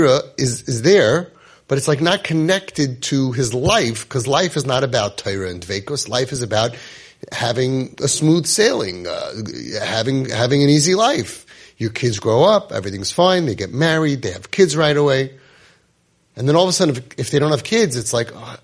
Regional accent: United States; I'm an American-born kid

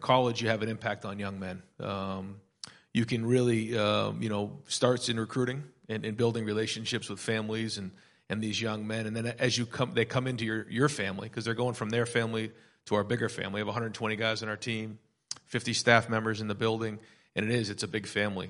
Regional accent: Manchester, New Hampshire, United States; moved away as an adult; now in Columbus, United States; my wife and I grew up in Manchester, New Hampshire

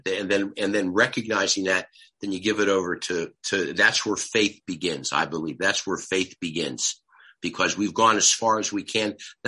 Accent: Detroit, Michigan, United States; So we said, we're from Detroit.

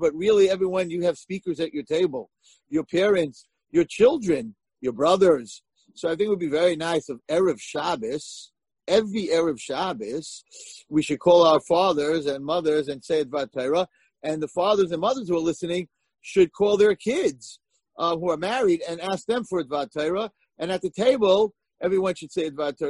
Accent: United States; I'm American

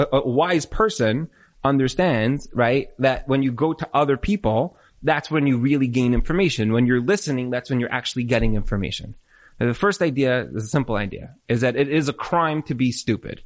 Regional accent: New York, United States; I'm from New York

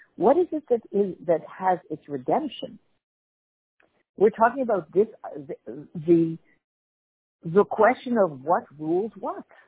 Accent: Canada; as a Canadian

